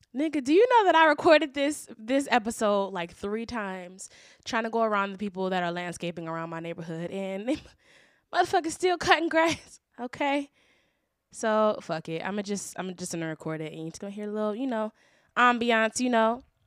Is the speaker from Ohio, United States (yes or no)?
yes; Shaker Heights, Ohio, United States; also born or lived in Orange County, California; I grew up in Shaker Heights